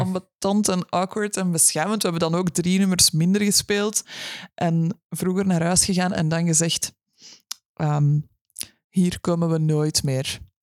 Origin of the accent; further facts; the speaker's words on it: Brussels, Brussels-Capital Region, Belgium; now in Kempen, Belgium; ik, ben van Brussel.